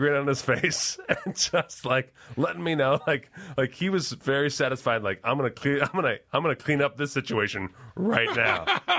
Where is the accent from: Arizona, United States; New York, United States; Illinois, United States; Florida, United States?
New York, United States; And I'm from New York, so don't fuck me.